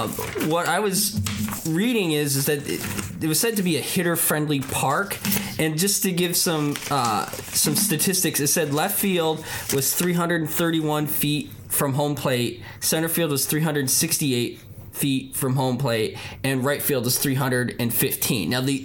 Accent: Northeast, United States; now in Oregon, United States; I mean, I'm a transplant from the Northeast, but I've never heard of Vaughn Stadium until we started working on this podcast

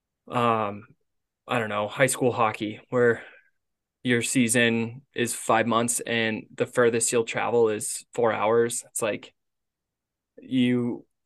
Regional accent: Gunnison, Colorado, United States; now in Cottonwood, United States; Grand Junction's 2 hours from my hometown in Gunny

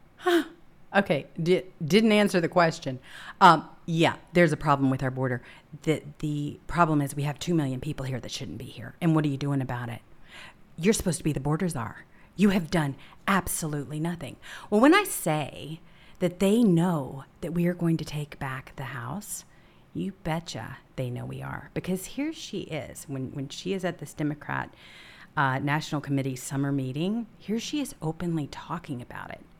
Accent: United States; also born or lived in Washington, D.C. area; as an American

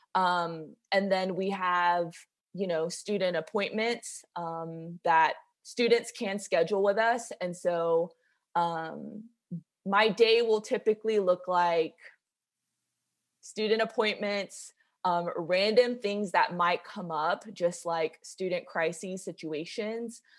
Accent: Macon, Georgia, United States; I grew up in Macon, Georgia

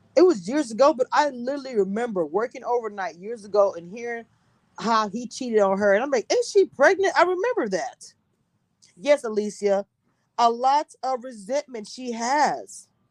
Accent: Louisiana, United States; also born or lived in Texas; I'm from Louisiana

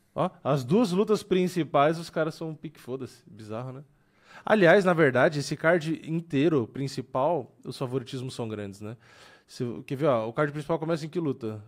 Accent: Brazil; a gente é brasileiro

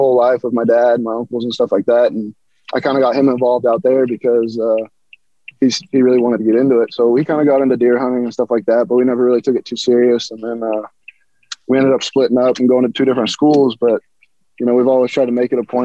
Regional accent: Colorado, United States; I've hunted my whole life here in Colorado.

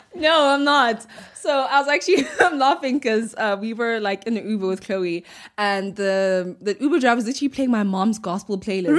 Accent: Butterworth, Eastern Cape, South Africa; I was born in the Eastern Cape.

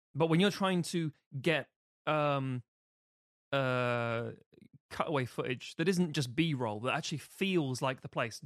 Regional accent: London, United Kingdom; I'm from London

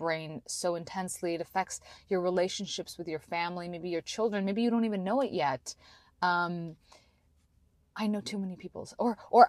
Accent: Canada; now in United States; I grew up in Canada

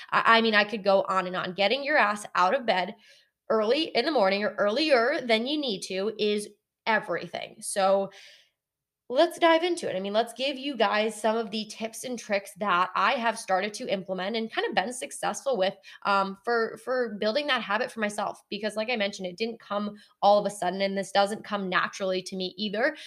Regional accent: Connecticut, United States; moved away as an adult; now in North Carolina, United States; my entire family and I grew up in Connecticut.

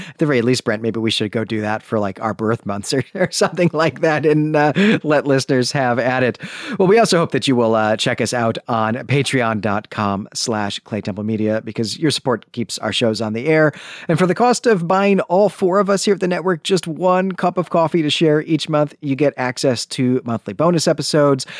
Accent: Northern Illinois, United States; we grew up in Northern Illinois

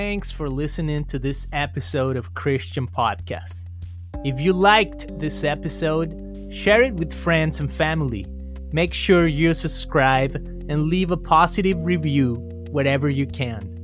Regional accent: Guadalajara, Jalisco, Mexico; now in Costa Mesa, United States; we grew up together in Costa Mesa, I mean, in Guadalajara many years ago

